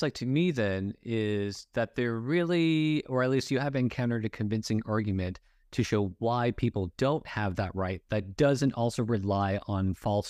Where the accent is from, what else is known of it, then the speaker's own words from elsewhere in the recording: Los Angeles, California, United States; I grew up in Los Angeles, which is extremely diverse, right?